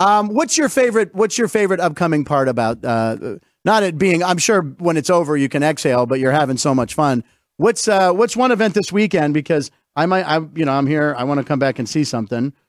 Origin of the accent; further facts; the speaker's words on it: Pittsburgh, Pennsylvania, United States; moved away; I'm originally from Pittsburgh